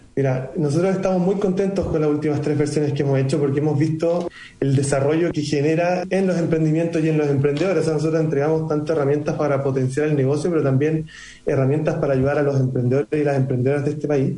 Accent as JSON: {"language": "Spanish", "country": "Chile"}